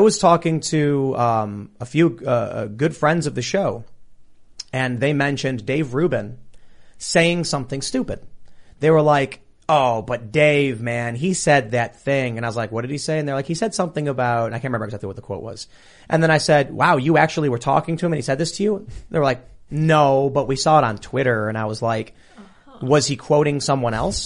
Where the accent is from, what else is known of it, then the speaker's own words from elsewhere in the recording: United States; as an American